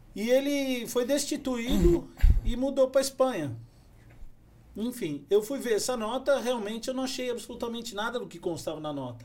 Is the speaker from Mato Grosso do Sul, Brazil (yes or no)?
no; São Paulo, Brazil; moved away as an adult; now in São José dos Campos, Brazil; Eu sou de São Paulo, capital